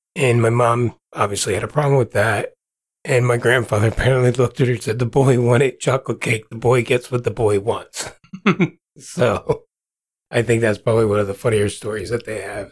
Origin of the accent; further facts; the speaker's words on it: New Jersey, United States; moved away as an adult; now in Kansas, United States; born and raised in New Jersey